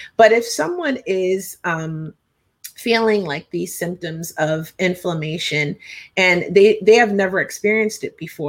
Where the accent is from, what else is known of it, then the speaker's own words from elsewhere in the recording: Hershey, Pennsylvania, United States; I grew up in Hershey, Pennsylvania.